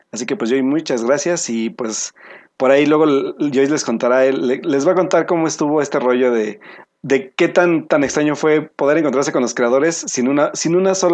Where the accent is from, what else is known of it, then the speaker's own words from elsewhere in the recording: Veracruz, Mexico; soy de Veracruz.